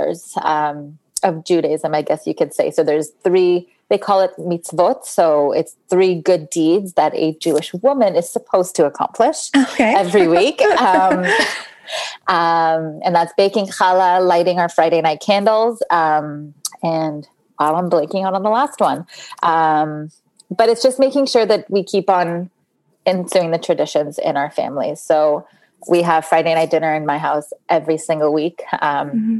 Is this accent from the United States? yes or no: no; Canada; first language Hebrew; English is a second language; I was born in Canada, so I'm first generation Canadian.